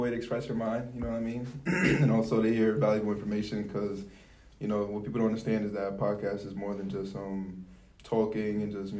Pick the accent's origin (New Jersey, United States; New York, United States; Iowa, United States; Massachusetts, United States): New York, United States; New York City; So you know what it is. I'm from Harlem, home of the hustle, east side, 123rd, 2nd Ave.